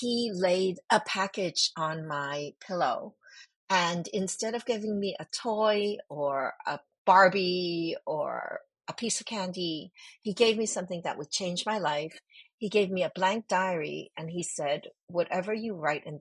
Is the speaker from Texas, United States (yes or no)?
no; New York City, New York, United States; English is a second language; also born or lived in Hong Kong; I moved from Hong Kong to New York when I was 5 years old, and we were incredibly poor